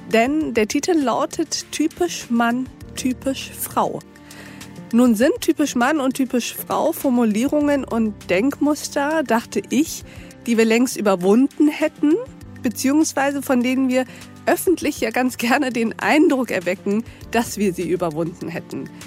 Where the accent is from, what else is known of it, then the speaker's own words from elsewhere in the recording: Austria; ich bin eine {S1} Österreicherin.